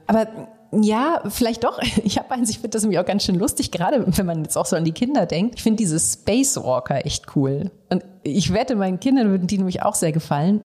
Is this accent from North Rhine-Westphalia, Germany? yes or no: yes; Aachen, North Rhine-Westphalia, Germany; ich komme eben aus dem tiefsten Westen von NRW. Noch tiefer als … Bochum und zwar aus Aachen.